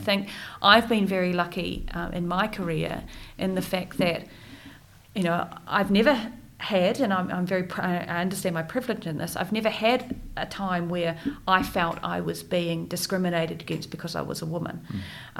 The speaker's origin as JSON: {"language": "English", "region": "Wellington", "country": "New Zealand", "tie": "born or raised there", "moved": "as an adult", "said": "born and raised in Wellington"}